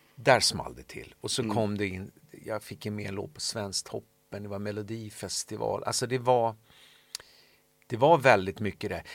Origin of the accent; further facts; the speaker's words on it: Solna, Stockholm County, Sweden; sen jag växte upp i Solna